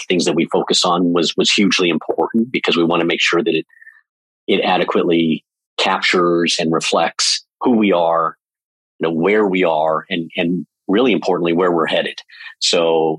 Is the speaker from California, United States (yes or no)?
yes; Southern California, United States; also born or lived in Europe; I was born and raised in Southern California